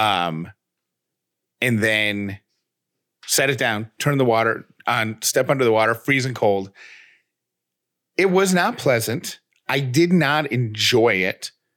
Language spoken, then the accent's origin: English; Syracuse, New York, United States; when I was a kid growing up in Syracuse, New York